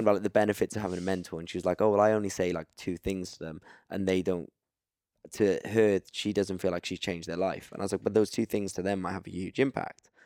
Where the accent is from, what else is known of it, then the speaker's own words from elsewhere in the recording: Cardiff, Wales, United Kingdom; I'm from Cardiff.